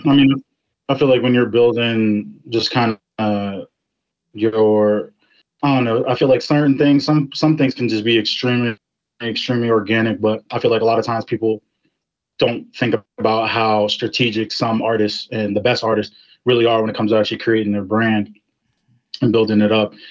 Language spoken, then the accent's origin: English; Ashburn, Virginia, United States; I'm from Ashburn, Virginia